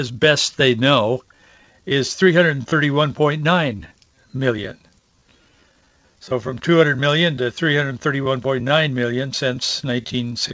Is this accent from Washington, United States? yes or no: yes; Yakima Valley, Washington, United States; in the orchards where I grew up in Yakima Valley